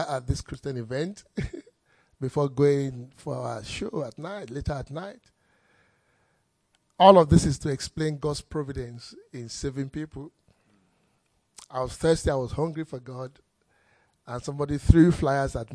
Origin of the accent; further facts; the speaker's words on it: Nigeria; I grew up in Nigeria.